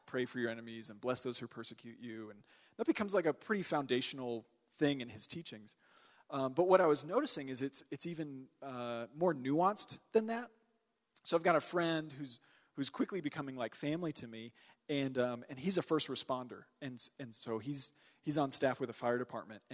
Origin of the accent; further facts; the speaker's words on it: Texas, United States; I'm from Texas.